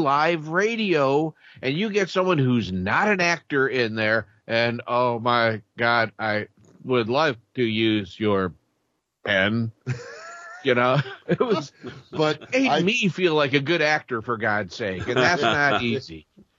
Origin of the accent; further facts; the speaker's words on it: Peoria, Illinois, United States; because I'm from Peoria.